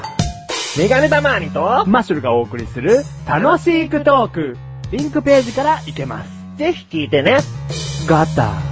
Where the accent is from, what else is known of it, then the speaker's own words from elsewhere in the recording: Kanto, Japan; 自分はね、小さい頃から関東に住んでる